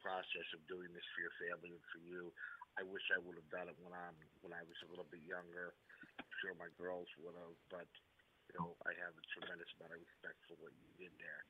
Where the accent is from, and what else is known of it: Lower Bucks County, Pennsylvania, United States; born or raised there